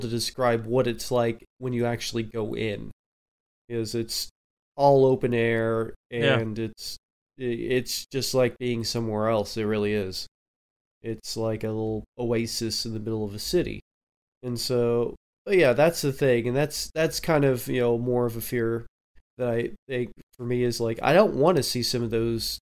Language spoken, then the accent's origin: English; Oklahoma, United States; moved away; I'm originally from Oklahoma